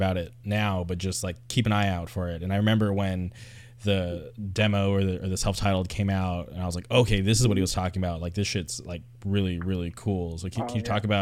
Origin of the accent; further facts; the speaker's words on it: Palm Springs, California, United States; growing up in like the Palm Springs area